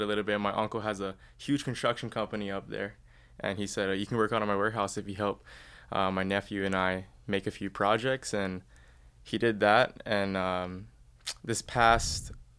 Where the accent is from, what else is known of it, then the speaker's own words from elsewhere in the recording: Mililani, Hawaii, United States; moved away as an adult; I'm from Mililani, Oahu, and... a few years ago, I headed off to college. I went to Creighton University.